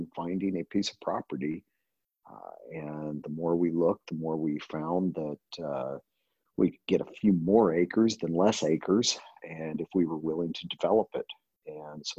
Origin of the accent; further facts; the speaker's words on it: Texas, United States; moved away as an adult; now in California, United States; I grew up, I was born in Texas and spent the majority of my early life there